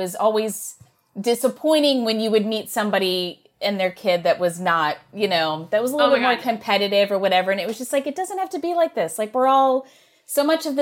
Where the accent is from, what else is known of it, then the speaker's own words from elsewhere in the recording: Maryland, United States; accent: Maryland, Baltimorean; moved away; also born or lived in New York / California; I was from Maryland and I guess said certain words as Marylanders